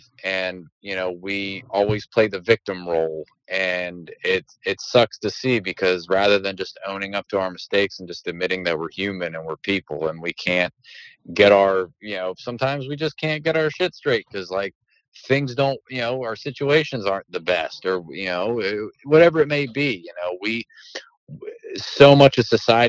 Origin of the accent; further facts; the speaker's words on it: Southern Maryland, United States; I'm from Southern Maryland. Our speech impediments and our vocabulary are very limited here.